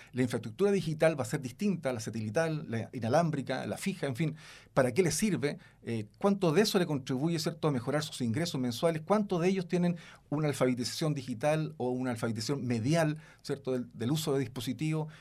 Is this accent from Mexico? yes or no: no; Chile; Nosotros consumimos como chilenos